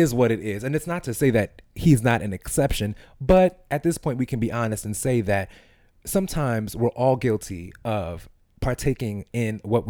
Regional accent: New York City, New York, United States; I grew up in East New York.

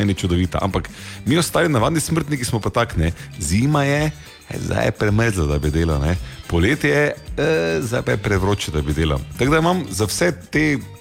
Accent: Slovenia; Slovenci smo

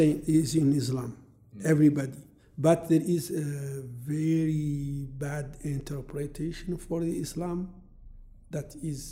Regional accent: Mauritania; I was born a slave, and my mom died slave, and I'm from Mauritania

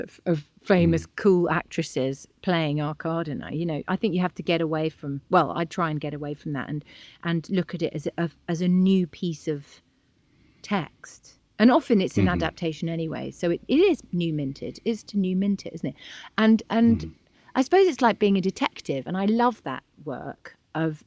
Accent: Bath, South West England, United Kingdom; I was born in Bath

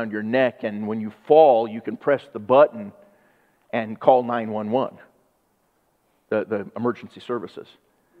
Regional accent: United States; I'm an American

